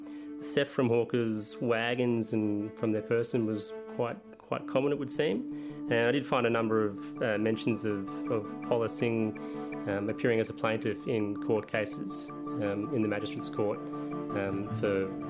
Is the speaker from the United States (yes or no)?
no; Wodonga, Victoria, Australia; I know of a few hawkers who frequented my hometown of Wodonga at various times.